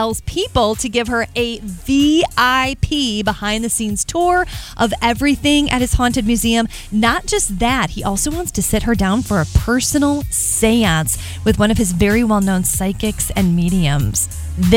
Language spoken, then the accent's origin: English; Michigan, United States; we are a polite people in this state